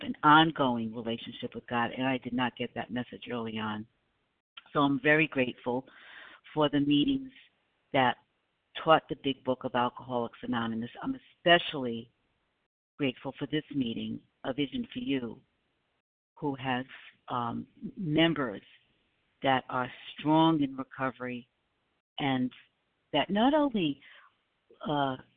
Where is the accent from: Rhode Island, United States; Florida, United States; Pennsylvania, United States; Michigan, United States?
Rhode Island, United States; now in South Carolina, United States; I'm from Rhode Island originally. I live in South Carolina, but originally from Rhode Island